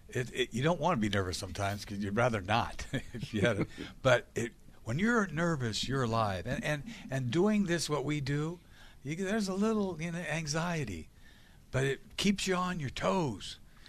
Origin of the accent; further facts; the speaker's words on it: Boston, Massachusetts, United States; I'm a New Englander. You know what I mean? I'm a Bostonian.